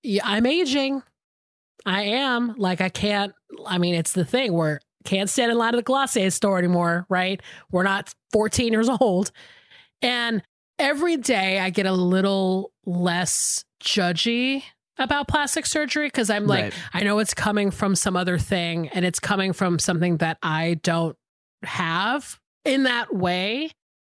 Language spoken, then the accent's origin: English; Atlanta, Georgia, United States; we grew up in Atlanta together